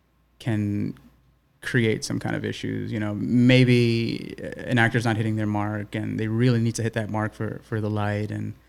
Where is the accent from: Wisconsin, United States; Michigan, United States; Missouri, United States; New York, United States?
New York, United States; New York City; growing up in East New York, I went to elementary school, junior high school in like an urban setting.